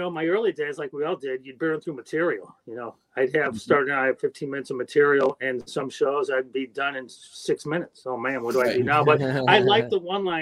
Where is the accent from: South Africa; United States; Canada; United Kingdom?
United States; Highland Park, Illinois; I grew up in Highland Park, Illinois, suburb north of Chicago.